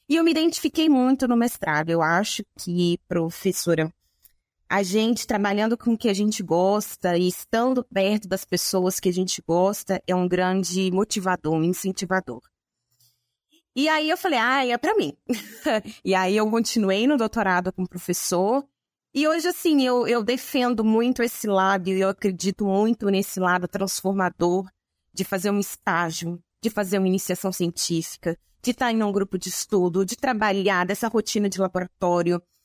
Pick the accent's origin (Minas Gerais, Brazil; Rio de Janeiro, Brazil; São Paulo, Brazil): Minas Gerais, Brazil; a town in the interior of; eu sou de uma cidade do interior de Minas Gerais, era pertinho de Viçosa